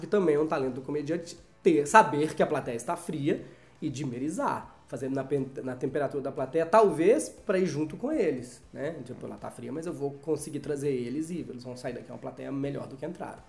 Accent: Brazil

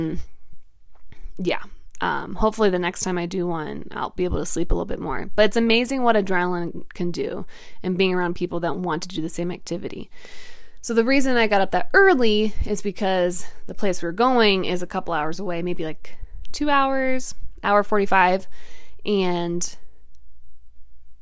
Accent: Ohio, United States; I'm from Ohio

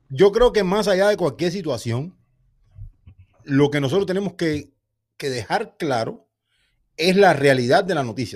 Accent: Santa Clara, Villa Clara, Cuba; Somos de la misma ciudad, somos de Santa Clara.

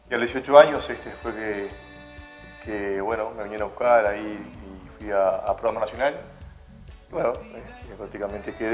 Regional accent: Uruguay; moved away as an adult; also born or lived in Turkey; now in Málaga, Spain

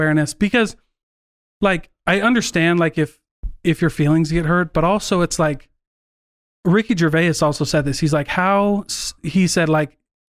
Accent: Midwest, United States; I'm from the Midwest.

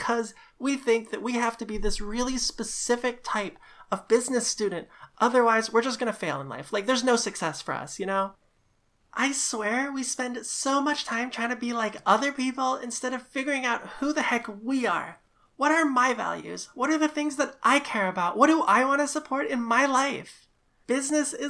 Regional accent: Singapore; moved away as an adult; now in Vancouver, Canada; before I came to Vancouver, I grew up in Singapore

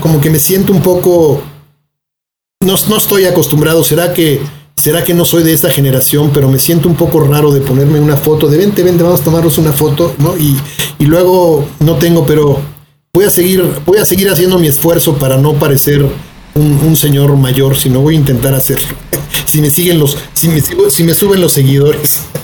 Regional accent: Mexico City, Mexico; no somos capaces los chilangos

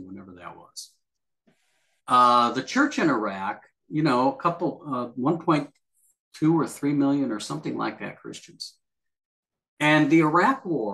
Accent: United States; you and I are Americans

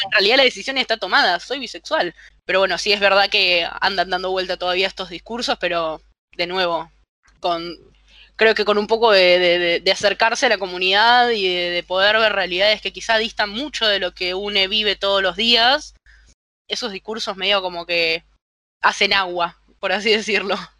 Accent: Buenos Aires, Argentina; desde acá, desde el lugar argentino, también porteño

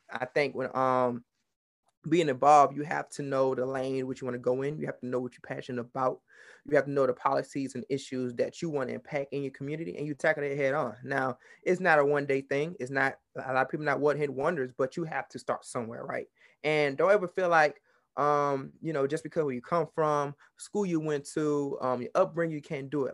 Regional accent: Baton Rouge, Louisiana, United States; I'm from Baton Rouge, Louisiana

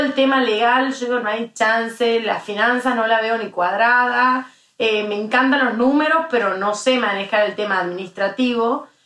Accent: Tucumán, Argentina; moved away as an adult; also born or lived in Spain; now in Madrid, Spain; Soy tucumana, no solo es un distintivo, sino para mí es un orgullo

